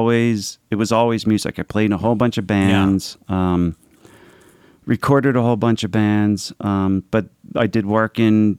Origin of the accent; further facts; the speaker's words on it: Philadelphia, Pennsylvania, United States; So I'm Italian. I'm from Philadelphia.